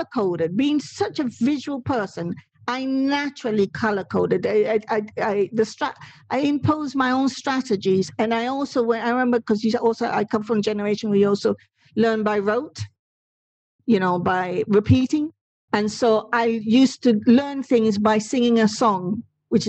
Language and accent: English; Puerto Rico; first language Spanish; English is a second language; moved away; I did a secondary school, not in this country, but in Puerto Rico, and in the Spanish language